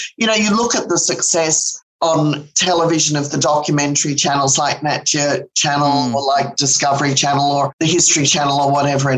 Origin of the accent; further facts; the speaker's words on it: London, United Kingdom; also born or lived in Sydney, Australia; when I was about 5 years of age. We moved from Sydney to London. So I grew up going to the great London museums